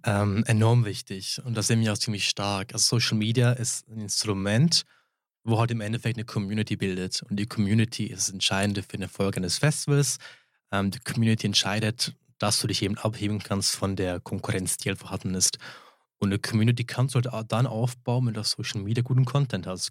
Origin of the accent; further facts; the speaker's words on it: St. Moritz, Graubünden, Switzerland; ich bin einheimisch, ich bin da aufgewachsen in St. Moritz